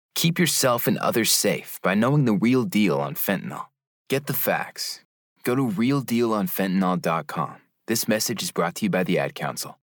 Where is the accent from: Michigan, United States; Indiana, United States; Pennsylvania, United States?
Indiana, United States; Gary; Growing up in Gary, Indiana